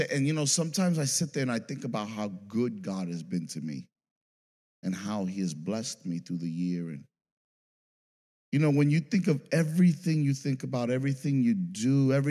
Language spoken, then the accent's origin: English; New York City, New York, United States; I came from New York City, I never heard of this.